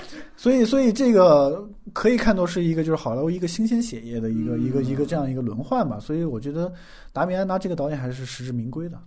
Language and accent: Chinese; China; 我们中国人